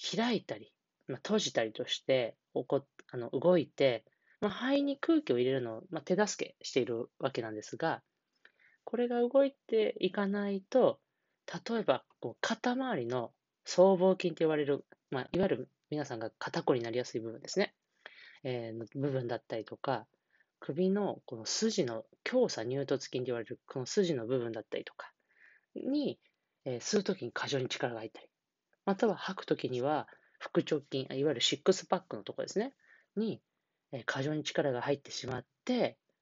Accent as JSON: {"language": "Japanese", "region": "Niigata", "country": "Japan", "tie": "born or raised there", "moved": "yes", "said": "新潟県の地元、新潟県の方で、えー、来ているんですが"}